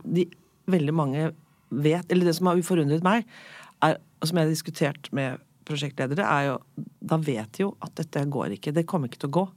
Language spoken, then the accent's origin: Norwegian; Norway; jeg er oppvokst i Norge, men er italiensk forelder